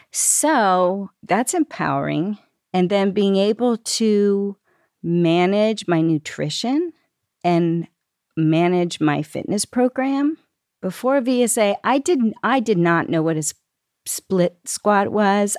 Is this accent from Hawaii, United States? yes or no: no; Lancaster, Pennsylvania, United States; I grew up here in Lancaster, Pennsylvania